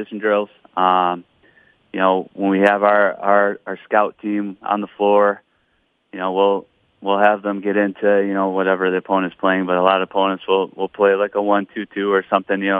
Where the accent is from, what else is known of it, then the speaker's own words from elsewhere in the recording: Michigan, United States; now in Owatonna, United States; I grew up in Michigan